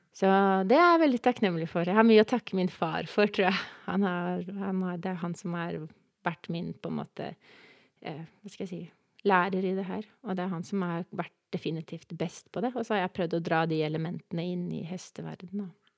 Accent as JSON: {"language": "Norwegian", "region": "Oslo", "country": "Norway", "said": "Jeg er fra Oslo, fra Kjelsås"}